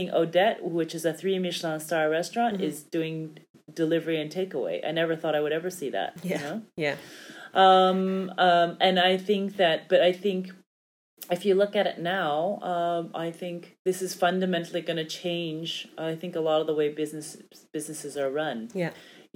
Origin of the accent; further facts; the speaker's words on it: United States; moved away; I'm from the States and my family's there